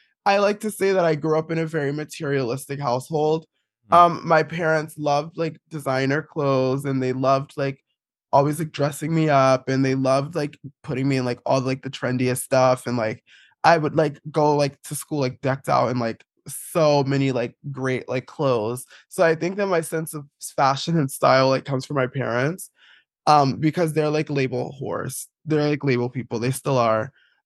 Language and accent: English; East Orange, New Jersey, United States; I grew up in East Orange, New Jersey, which is like not a very queer place.